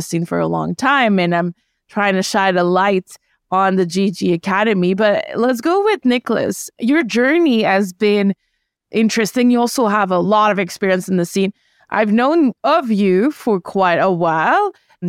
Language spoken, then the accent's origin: English; Canada; Yeah, I'm from Canada